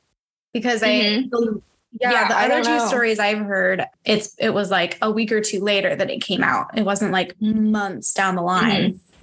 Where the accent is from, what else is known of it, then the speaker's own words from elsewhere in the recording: California, United States; I was born in California.